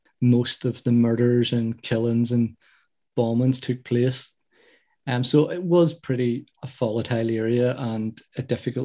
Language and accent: English; Northern Ireland, United Kingdom; I'm Catholic. I'm a man. I'm from Ireland. I see myself as Irish, and I live in Northern Ireland.